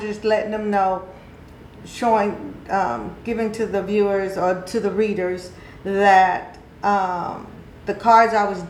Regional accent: California, United States; native, born and raised in California.

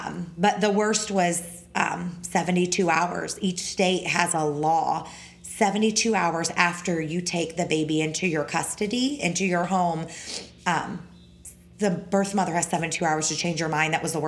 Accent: the North, United States; now in Florida, United States; I'm from the North. We don't put sugar in our tea.

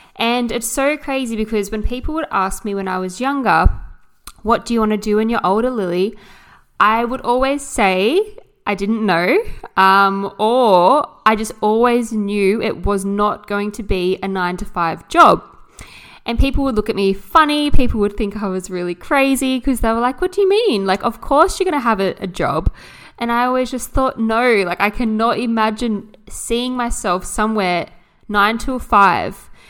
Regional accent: Jervis Bay, New South Wales, Australia; also born or lived in Sydney; I grew up down here in a coastal town

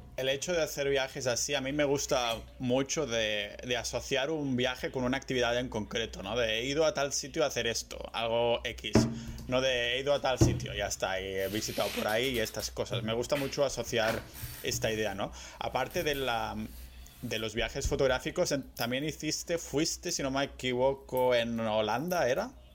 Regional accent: Barcelona, Catalonia, Spain

